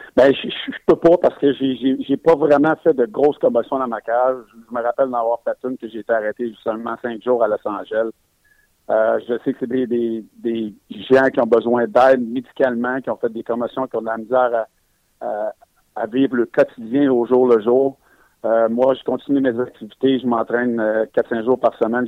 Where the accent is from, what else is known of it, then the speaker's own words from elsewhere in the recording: Quebec, Canada; Je suis un Québécois